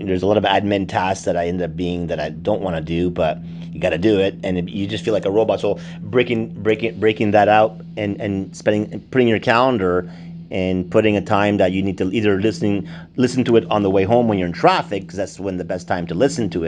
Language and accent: English; Montreal, Quebec, Canada; moved away; I was emerging from Montreal, and I moved here in 91.